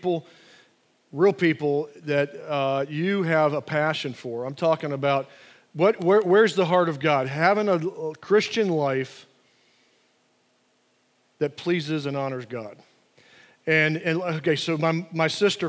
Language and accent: English; Atlanta, Georgia, United States; growing up in Atlanta